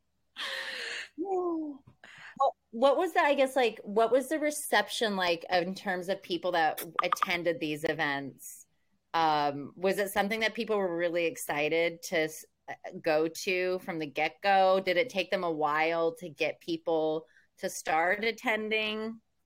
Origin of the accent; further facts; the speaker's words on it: Oklahoma, United States; I'm from Oklahoma